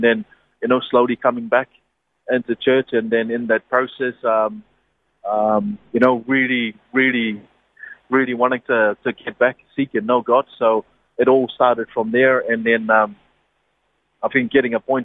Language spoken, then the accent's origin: English; Niue; moved away; born and bred in Niue.